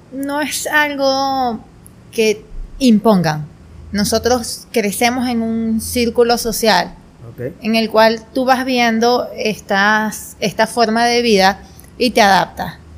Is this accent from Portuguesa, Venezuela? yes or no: yes; Turén, Portuguesa, Venezuela; now in Guanare, Venezuela; yo nací en Turén, Estado portuguesa